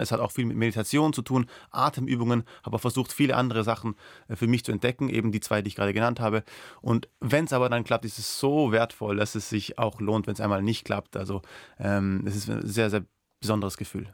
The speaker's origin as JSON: {"language": "German", "country": "Austria", "first_language": "Persian", "second_language": "German", "said": "Ich als Österreicher"}